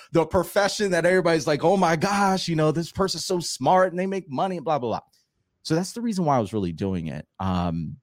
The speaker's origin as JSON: {"language": "English", "region": "Florida", "country": "United States", "tie": "born or raised there", "said": "I'm originally from Florida, and in Florida, you have multiple standardized tests that you have to take"}